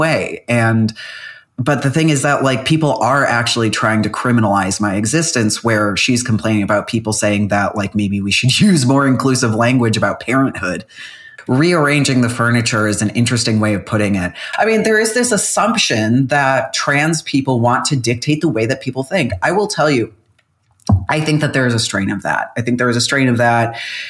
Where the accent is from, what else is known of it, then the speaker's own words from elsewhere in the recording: United States; I am an American.